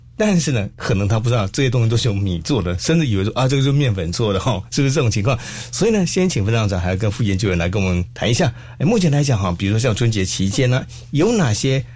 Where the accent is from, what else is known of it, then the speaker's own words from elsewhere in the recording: Xiluo, Yunlin County, Taiwan; 我家乡是在西罗